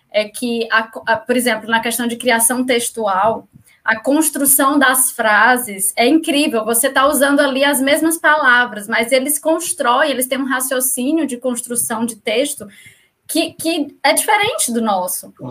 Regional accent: Ceará, Brazil; moved away as an adult; now in Portugal

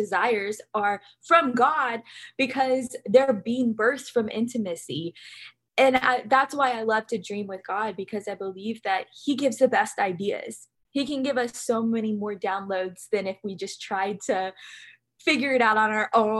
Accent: Louisiana, United States; moved away as an adult; also born or lived in North Carolina; now in Huntington Beach, United States; move back to my hometown in Louisiana

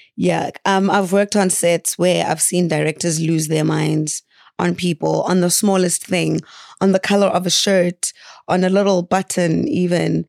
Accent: Margate, KwaZulu-Natal, South Africa; also born or lived in Mthatha, Eastern Cape / Lusikisiki, Eastern Cape / Rome, Italy; I'm from the South Coast

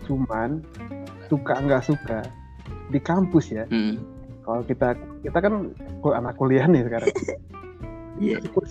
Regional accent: Maumere, East Nusa Tenggara, Indonesia; now in Yogyakarta, Indonesia; Okay uh, asalku dari Maumere, Flores, Nusa Tenggara Timur. Kalau aktivitasku sekarang, uh, aku kerja sambil kuliah S2 di jurusan perminyakan UPN Veteran Yogyakarta.

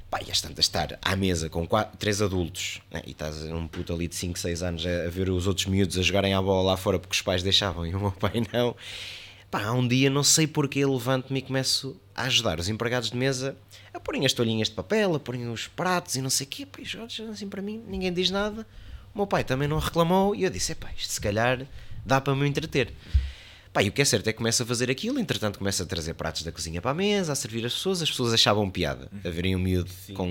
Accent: Soissons, Hauts-de-France, France; born there; Eu nasci em Soação, fui registado em Rance na capital, né, numa das capitais de Champagne.

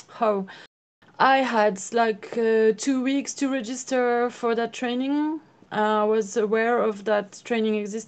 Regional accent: France; I'm from France.

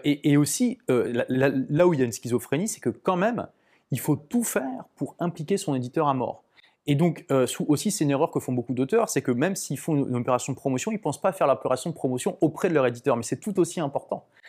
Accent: Lille, Hauts-de-France, France; now in London, United Kingdom; je suis de Lille

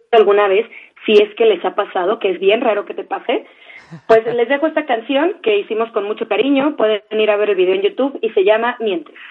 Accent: Mazatlán, Sinaloa, Mexico; moved away as an adult; now in Mexico City, Mexico; mi tierra, en mi, en, mi natal Mazatlán, Sinaloa.

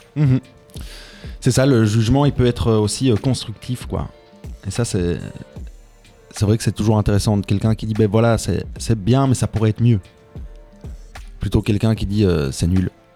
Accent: Tubize, Wallonia, Belgium; je viens de Tubize, de l'autre côté du Brabant Wallon

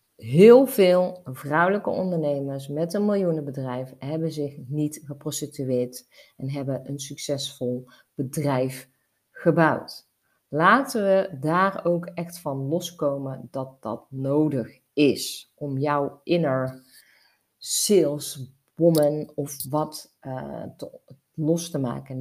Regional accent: North Brabant, Netherlands; bij ons in Brabant

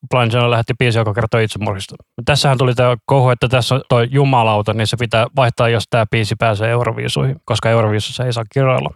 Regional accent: Finland; me ollaan Suomesta

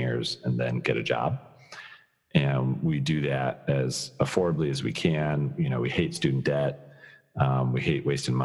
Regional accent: Colorado, United States; I'm born and raised in Colorado

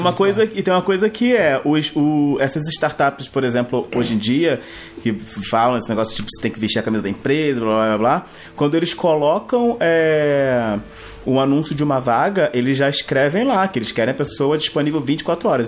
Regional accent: Rio de Janeiro, Brazil; now in São Paulo, Brazil; sou carioca, mas moro em São Paulo

